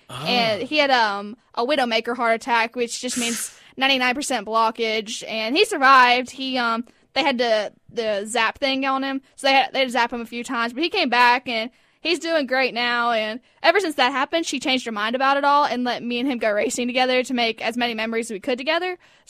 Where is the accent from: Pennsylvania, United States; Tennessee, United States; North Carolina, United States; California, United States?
North Carolina, United States; Mooresville; Yeah, I was born in Mooresville, North Carolina.